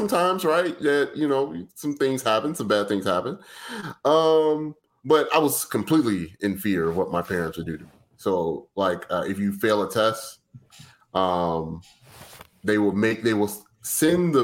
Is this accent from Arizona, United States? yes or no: no; Chicago, Illinois, United States; We were in West Englewood, and this is how you know that I'm from Chicago. They closed my elementary school